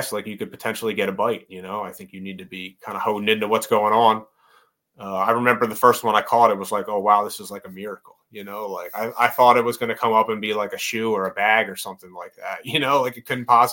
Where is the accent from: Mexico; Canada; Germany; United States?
United States; Northeast; I grew up in the Northeast